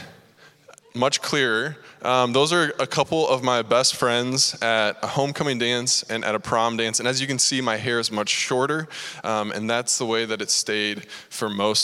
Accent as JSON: {"language": "English", "town": "Cedar Falls", "region": "Iowa", "country": "United States", "tie": "born or raised there", "said": "I grew up right here in Cedar Falls"}